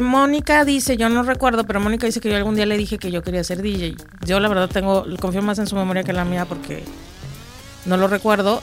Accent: Mexico City, Mexico; moved away; Yo soy de Ciudad de México. Soy de Ciudad de México. Yo ya tengo muchos años viviendo acá

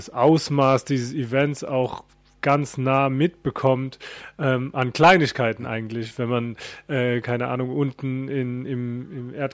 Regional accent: Mannheim, Baden-Württemberg, Germany; born there; accent: Mannheim dialect; Ich bin bist in Mannheim geboren. Genau. genau.

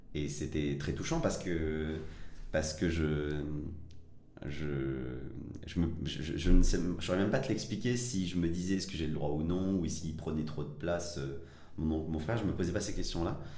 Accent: Évry, Île-de-France, France; also born or lived in Villeurbanne / Algeria / Paris; j'ai grandi majoritairement, euh, euh, en France, euh, euh, à Évry, euh, cité des, des pyramides

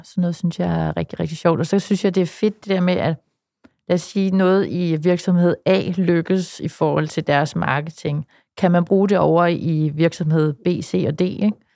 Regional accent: West Jutland, Central Denmark Region, Denmark; i Vestjylland, hvor jeg kommer fra

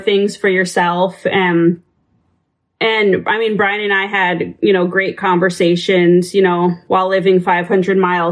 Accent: South Dakota, United States; the church that I grew up in, going to out in South Dakota, we started going there when I was five, and then went up there all the way through high school

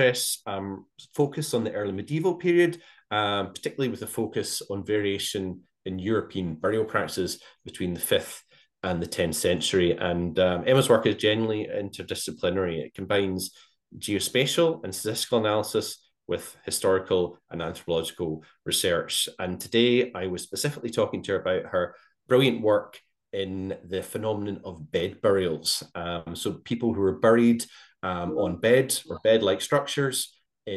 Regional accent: Glasgow, Scotland, United Kingdom; growing up in Glasgow

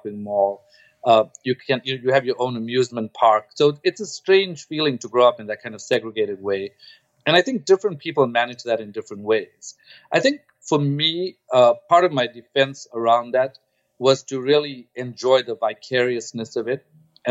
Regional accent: Durban, KwaZulu-Natal, South Africa; moved away; also born or lived in Stellenbosch; I grew up in Durban, and I was the first student of color in this department that I went

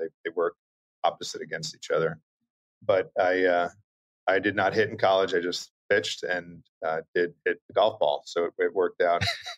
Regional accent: Long Island, New York, United States; moved away; I grew up on Long Island

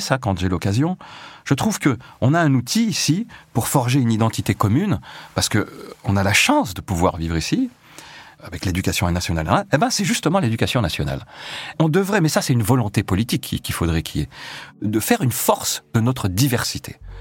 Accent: Échirolles, Auvergne-Rhône-Alpes, France; moved away as an adult; also born or lived in La Tronche / Paris; Donc je suis né effectivement à La Tronche, à l'île verte dans le centre-ville, on y est resté quelques années. Et puis en 74, euh, mon père euh, a travaillé à Échirol, qui est une commune voisine.

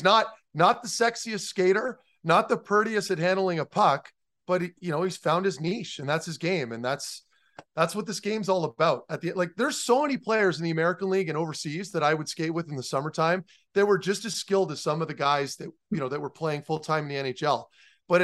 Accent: Ottawa, Ontario, Canada; playing in Ottawa, right? Like, you know, it's my hometown

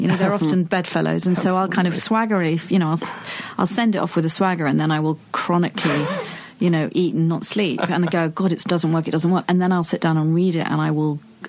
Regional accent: United Kingdom; I'm such a Brit

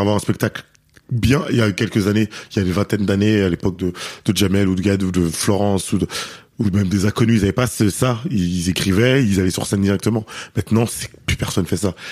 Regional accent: Paris, Île-de-France, France; je suis parisien

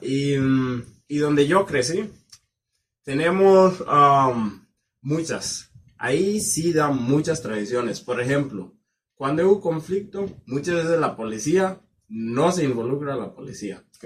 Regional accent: Kenya; moved away; yo provengo del condado que se llama Callado y es el, es el más rico del país.

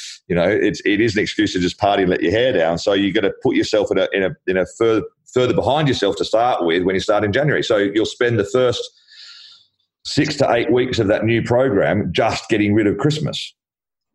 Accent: Australia; now in London, United Kingdom; I'm Australian

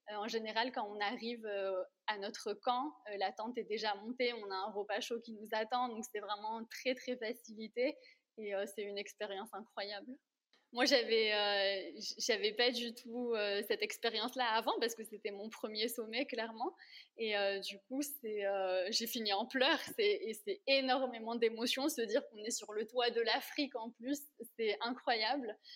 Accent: Réunion; moved away as an adult; quand j'ai quitté la Réunion pour la première fois, on m'avait offert un écusson avec les armoiries de la Réunion

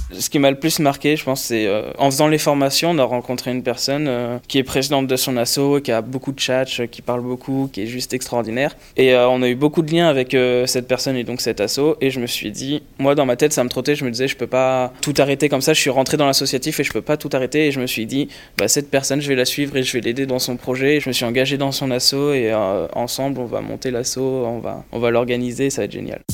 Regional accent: Lyon, Auvergne-Rhône-Alpes, France; moved away as an adult; now in Paris, France

